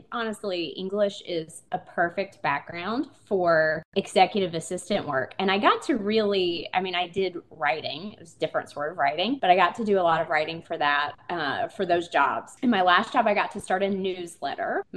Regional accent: Eastern North Carolina, United States; now in Asheville, United States; I am from Eastern North Carolina.

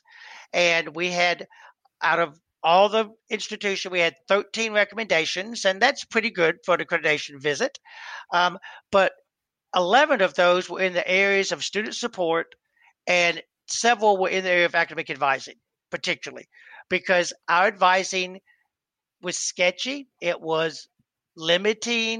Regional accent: Georgia, United States; I was from Georgia

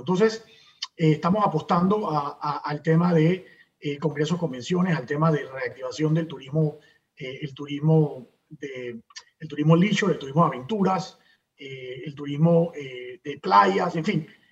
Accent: Panama

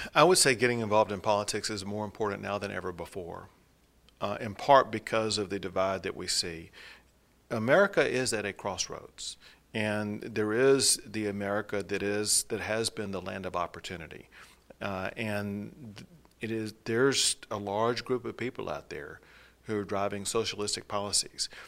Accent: East Texas, United States; also born or lived in Dallas area, Texas; when I was a kid growing up in East Texas

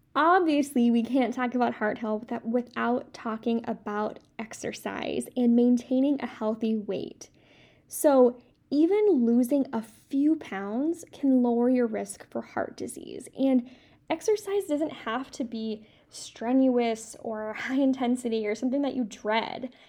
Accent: Midwest, United States; I'm from the Midwest, so I say pop

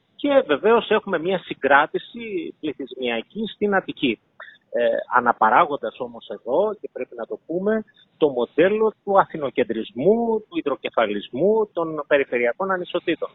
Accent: Greece; σαν Έλληνες

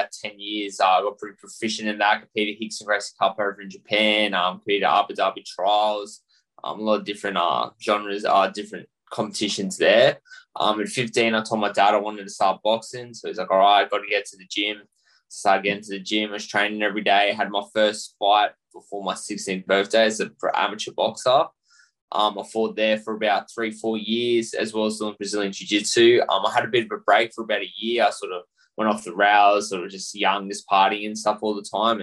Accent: Australia; I'm Australian born and bred, born and raised here, and I'm Aussie at heart.

